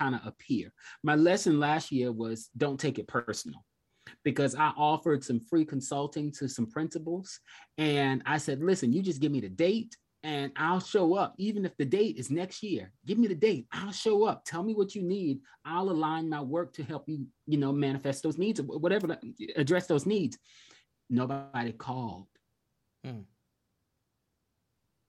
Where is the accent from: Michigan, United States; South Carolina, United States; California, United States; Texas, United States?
South Carolina, United States; I was raised in South Carolina